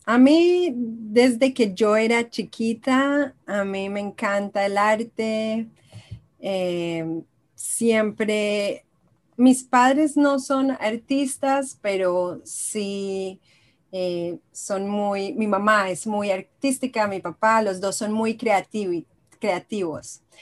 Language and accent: Spanish; Israel; moved away as an adult; also born or lived in Colombia; now in United States; Yo soy eh, colombiana y israelí. Soy mitad de mitad. Yo nací en Israel, luego cuando tenía dos años me mudé a Colombia, mi mamá es colombiana, luego a los 10 años me volví a Israel y luego a los 21 me pasé a vivir a Estados Unidos.